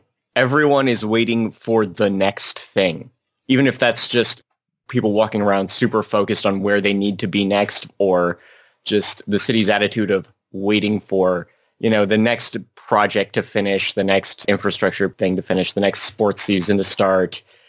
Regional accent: Banff, Alberta, Canada; also born or lived in Lake Louise / Canmore; I was born in Banff.

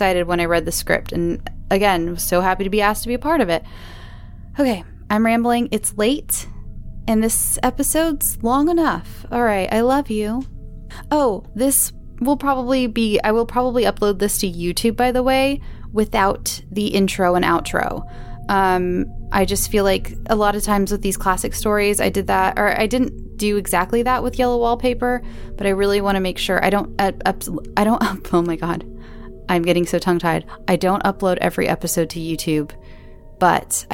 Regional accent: Southern California, United States; accent: Southern California; my Southern California accent

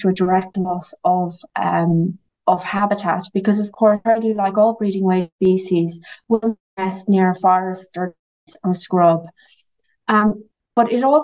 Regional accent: Ireland; I'm from the Shannon Callows

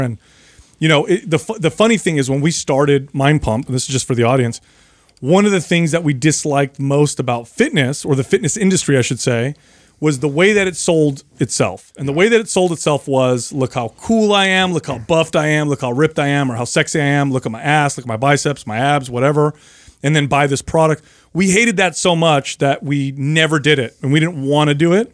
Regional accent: Bay Area, California, United States; I grew up in the Bay Area.

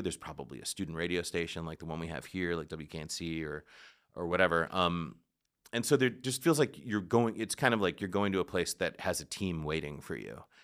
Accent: United States

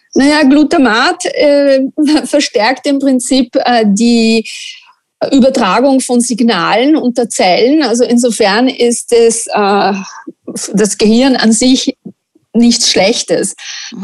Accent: Italy; German is a second language; moved away as an adult; also born or lived in Linz, Austria; now in Austria; ich bin Italienerin und in Italien wird nicht so viel gebacken wie in Österreich

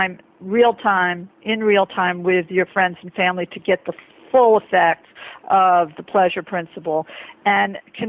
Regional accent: New York, United States; I'm speaking as a New Yorker

